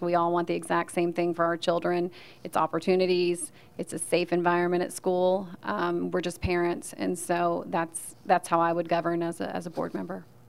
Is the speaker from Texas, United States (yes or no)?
no; Chattanooga, Tennessee, United States; moved away as an adult; also born or lived in Nashville, Tennessee; now in Williamson County, United States; I'm originally from Chattanooga. I moved to Nashville in 2008, and I've been in Williamson County for the past five years.